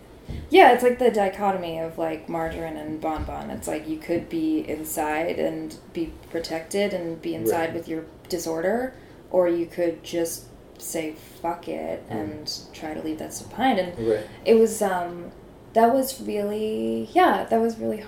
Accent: Pennsylvania, United States; I'm from Pennsylvania, and I had, like, a super unglamorous, like, life growing up

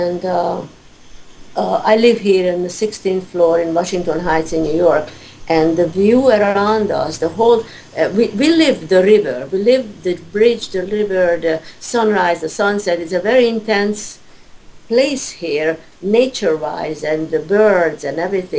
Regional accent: Budapest, Hungary; moved away; I was born in 1942 in Hungary, in Budapest

